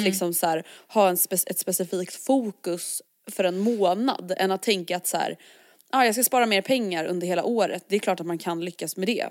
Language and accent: Swedish; Stockholm, Stockholm County, Sweden; vi som stockholmare